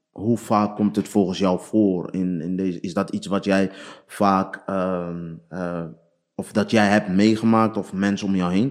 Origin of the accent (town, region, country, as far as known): Boom, Flanders, Belgium